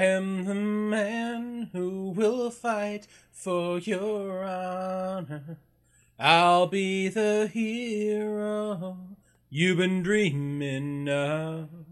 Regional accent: Canada; being Canadian, we gotta be bilingual

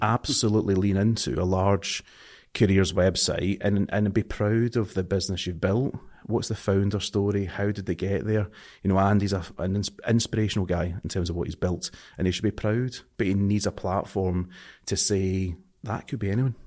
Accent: Scotland, United Kingdom; accent: Scottish; I'm too Scottish to, my, my accent's too strong

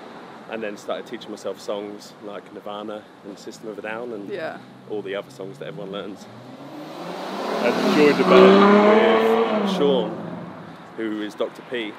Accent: Towcester, East Midlands, United Kingdom; also born or lived in Luton / St Albans; I'm from the Midlands.

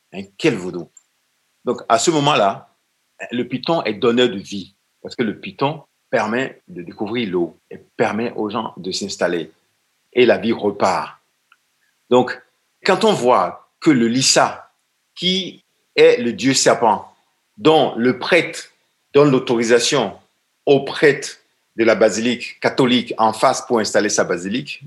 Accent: Benin; chez nous, au Bénin

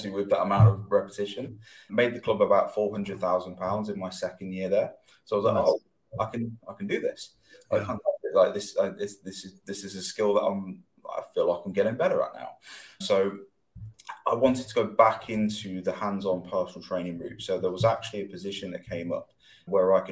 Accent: Loughborough, East Midlands, United Kingdom; I'm from Loughborough

